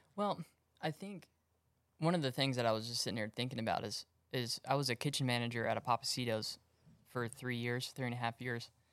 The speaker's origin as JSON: {"language": "English", "town": "Magnolia", "region": "Texas", "country": "United States", "tie": "born or raised there", "said": "I grew up in Magnolia, out in the woods."}